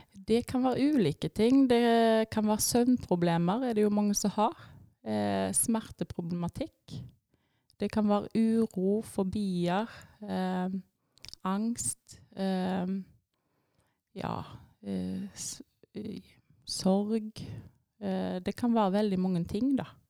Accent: Etne, Vestland, Norway; moved away as an adult; now in Tysvær, Norway; jeg er oppvokst i Etne, eh, så jeg kommer fra ei lita bygd der.

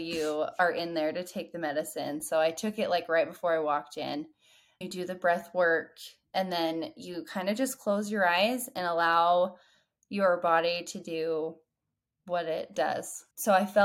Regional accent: Utah, United States; moved away as an adult; also born or lived in Texas; I moved back to my hometown where a lot of things happened. After I had my third baby, here in Utah

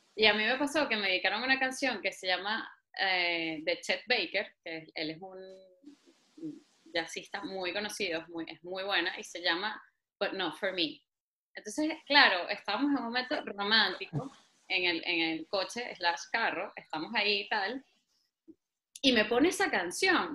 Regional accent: Venezuela; now in Spain; yo soy venezolana y me encanta ser venezolana

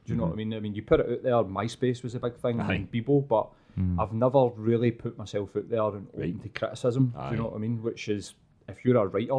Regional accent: Glasgow, Scotland, United Kingdom; I was like, I'm from Glasgow, whereabouts? And told him, he was like, where's that? And told him, next to Celtic Park in East End.

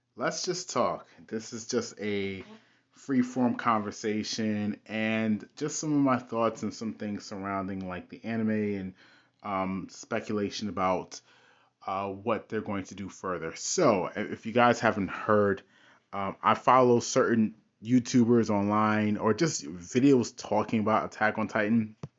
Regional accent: United States; I grew up in America. I am a Westerner

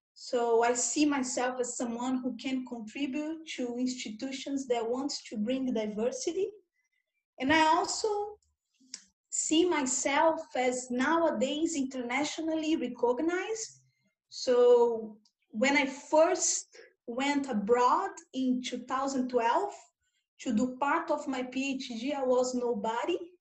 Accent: Brazil; English is a second language; now in Australia; I was born in Brazil and nowadays I'm, I'm living in Australia.

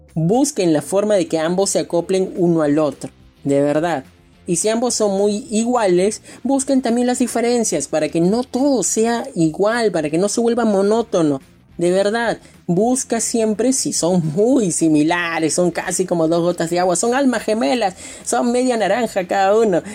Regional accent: Lima, Peru; yo soy de Lima, Perú

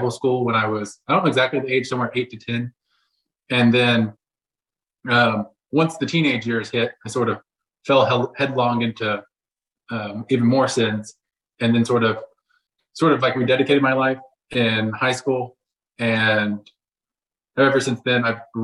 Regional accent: Texas, United States; moved away as an adult; now in Oklahoma City, United States; I was raised in Texas. Now I live in Oklahoma City

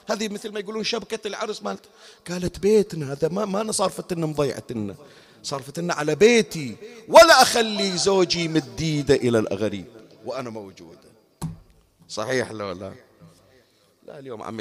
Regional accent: Bahrain; تذكرون النقل العام سابقا عندنا بالبحرين أنا الآن صار لي سنوات ما أذكر ما أدري الآن شلون الوضع

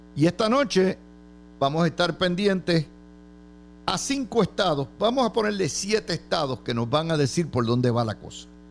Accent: Puerto Rico; Nosotros los puertorriqueños somos con ciudadanos americanos

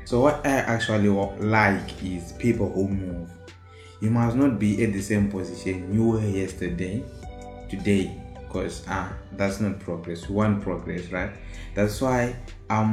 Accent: Zimbabwe; Your boy from Zimbabwe is here

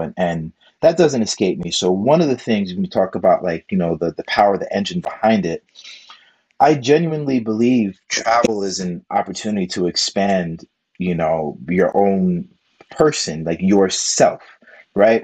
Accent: New York, United States; moved away; I'm a New Yorker, you know, so I'm used to a, different type of pace

